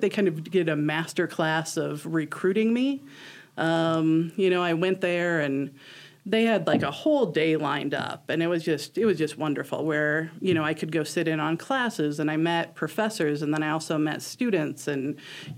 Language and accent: English; Omaha, Nebraska, United States; moved away as an adult; now in Chadron, United States; I grew up in Omaha, and I went to UNL for a few years